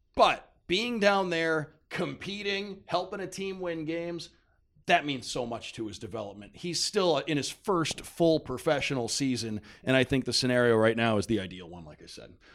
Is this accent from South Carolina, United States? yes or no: no; Detroit, Michigan, United States; moved away; I grew up in Detroit